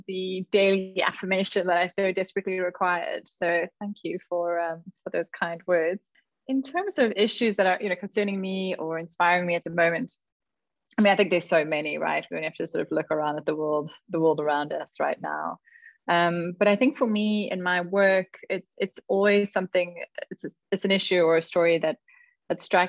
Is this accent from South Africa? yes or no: yes; Karoo, South Africa; moved away; I was born in the Karoo and I grew up there